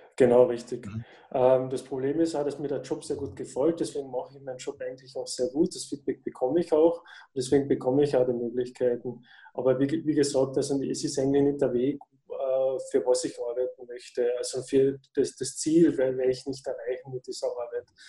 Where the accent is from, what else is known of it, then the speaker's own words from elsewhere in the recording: Austria; ich komme aus Österreich